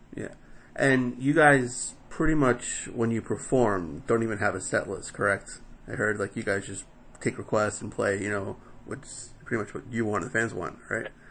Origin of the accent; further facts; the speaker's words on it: New York City, New York, United States; in Queens, my hometown